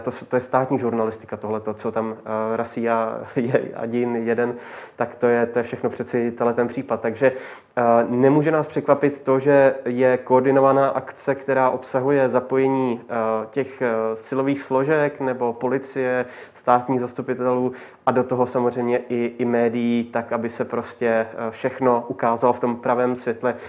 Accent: Czechia; tady u nás v Čechách

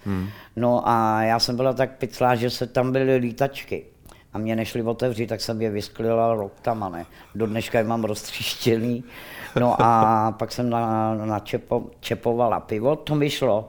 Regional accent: Rakovník, Central Bohemian Region, Czechia; já jsem rodačka Rakovník

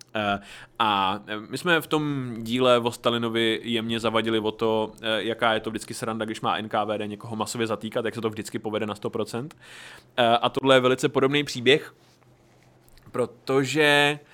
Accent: Horní Slavkov, Karlovy Vary Region, Czechia; já jsem byl z Horního Slavku

